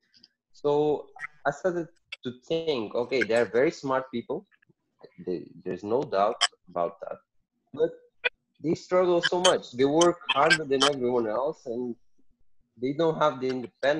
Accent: Portugal; moved away; also born or lived in Mozambique; I was born in Portugal, raised in Portugal. I moved to Mozambique because my family is all from Mozambique

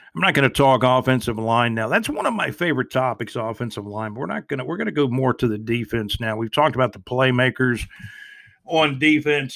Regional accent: Jacksonville, Florida, United States; I grew up in Jacksonville, Florida.

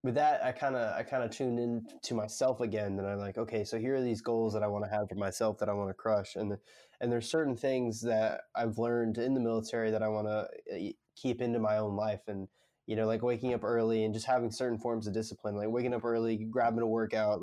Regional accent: Northwest Florida, United States; moved away as an adult; now in South Florida, United States; I'm in South Florida, and I'm from Northwest Florida, but I live in South Florida for college right now

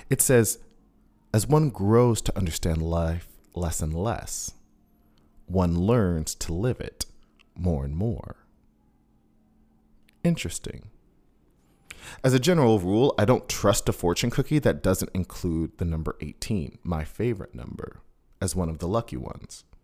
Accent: Queens, New York, United States; I didn't know what Fire Island was because I'm a kid from Queens

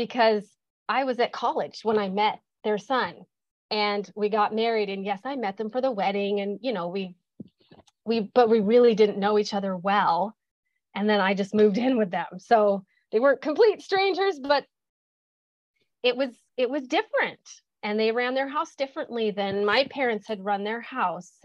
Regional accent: Midwest, United States; moved away as an adult; now in California, United States; I grew up in the Midwest. I am a farm girl

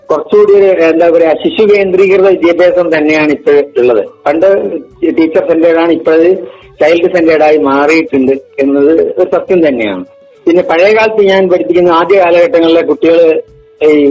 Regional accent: Kaniyambetta, Kerala, India; എന്റെ സ്വദേശം വയനാട് കണിയമ്പറ്റ പഞ്ചായത്തിൽ താഴേക്കരണി എന്ന സ്ഥലത്താണ്

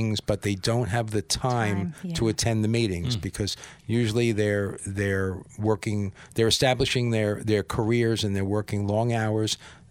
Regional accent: Paramus, New Jersey, United States; I grew up in Paramus, New Jersey

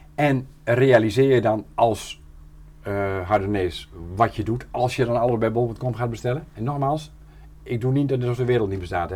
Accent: near Doornspijk, Gelderland, Netherlands; moved away as an adult; also born or lived in Emmeloord; ik kom er hier vier kilometer vandaan, eh, ben ik geboren

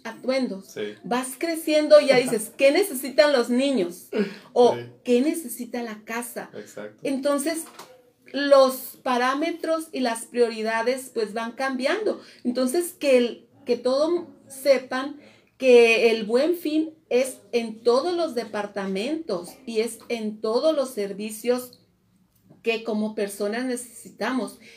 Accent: Mexico; como pueblo mexicano

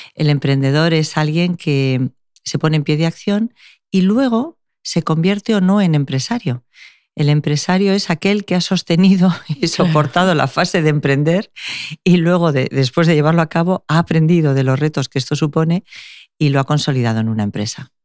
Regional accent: Basque Country, Spain; now in Málaga, Spain; es de dónde vengo

